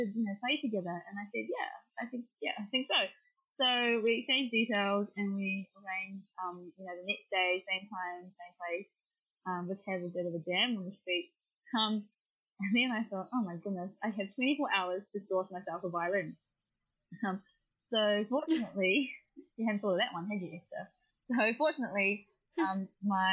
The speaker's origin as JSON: {"language": "English", "country": "New Zealand", "moved": "yes", "lives_now": "Melbourne, Australia", "said": "I'm a Kiwi"}